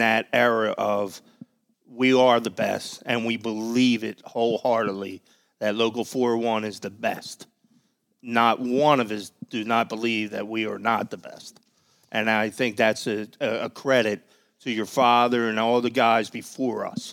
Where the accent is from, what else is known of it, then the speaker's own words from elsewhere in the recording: Philadelphia, Pennsylvania, United States; I'm from Manayunk